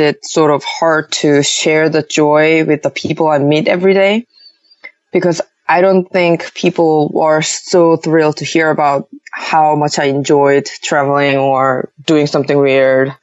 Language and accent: English; Seoul, South Korea; moved away as an adult; I was born and raised in Seoul most of my life